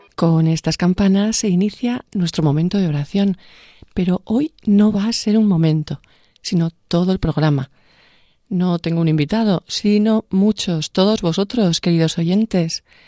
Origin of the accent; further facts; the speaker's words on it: Vera de Bidasoa, Navarre, Spain; en mi pueblo, en Vera de Vidasoa